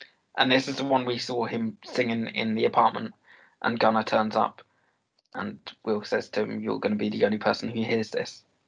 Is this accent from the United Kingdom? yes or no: yes; United Kingdom; I am British.